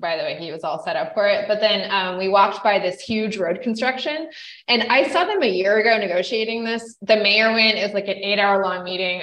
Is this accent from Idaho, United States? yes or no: yes; Idaho, United States; moved away; also born or lived in Canada; I grew up in Idaho